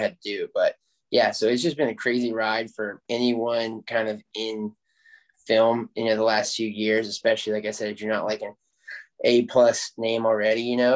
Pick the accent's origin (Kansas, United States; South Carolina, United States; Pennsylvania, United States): South Carolina, United States; I'm from South Carolina